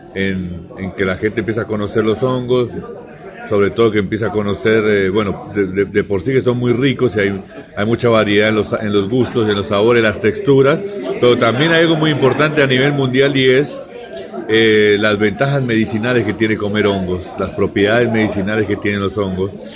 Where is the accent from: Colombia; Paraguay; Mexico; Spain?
Colombia; moved away as an adult; also born or lived in Bogotá; now in Argentina; Yo soy colombiano, eh, vine a Argentina eh, en el año 2004